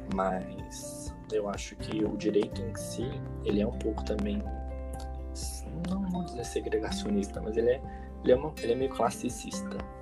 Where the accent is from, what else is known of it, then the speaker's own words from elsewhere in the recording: Brazil; moved away as an adult; now in São Paulo, Brazil; eu não sou de São Paulo, eu sou do interior, vim para cá para fazer faculdade